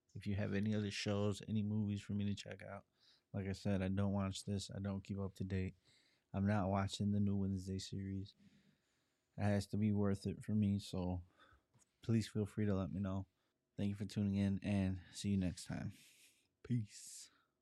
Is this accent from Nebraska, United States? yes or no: no; Chicago, Illinois, United States; being born and growing up in Chicago